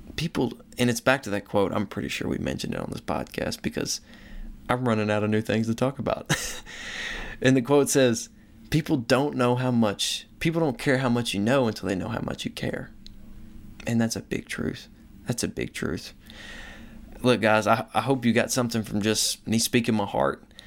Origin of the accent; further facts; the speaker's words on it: the Bible Belt, United States; I grew up in the Bible Belt